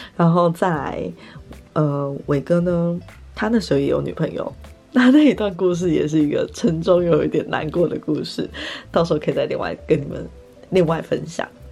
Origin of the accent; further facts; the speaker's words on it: Taipei, Taiwan; also born or lived in Singapore; 因为我是台北人，因为我住台北